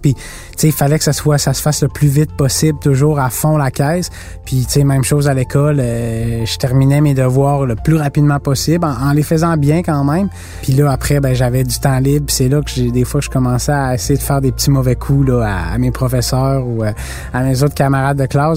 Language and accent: French; Mont-Sainte-Anne, Quebec, Canada; J'avais euh, cinq ans, c'était ben, c'était chez moi au Mont-Saint-Anne.